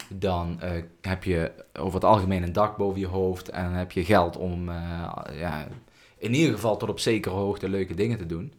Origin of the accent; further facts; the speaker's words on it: Netherlands; als ik, geboren bent als Nederlander